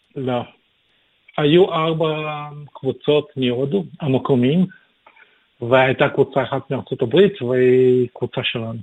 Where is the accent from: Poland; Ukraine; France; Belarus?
Ukraine; Kyiv; also born or lived in Israel / North Sydney, Australia; now in Sydney, Australia; אני נולדתי בקייב באוקראינה